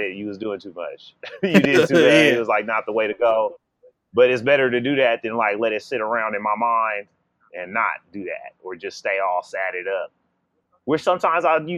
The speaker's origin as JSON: {"language": "English", "area": "Bay Area", "region": "California", "country": "United States", "also_born_or_lived": "Los Angeles", "moved": "yes", "said": "I'm from the Bay Area, and so it's a highly politically aware area"}